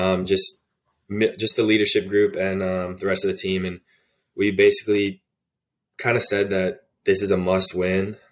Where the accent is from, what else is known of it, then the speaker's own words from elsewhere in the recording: Arlington, Virginia, United States; moved away as an adult; I'm from Arlington, Virginia. It's, uh, just a city right outside D C